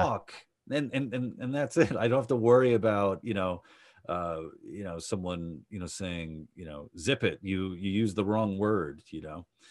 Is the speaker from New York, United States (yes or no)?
yes; New York City, New York, United States; I grew up in Queens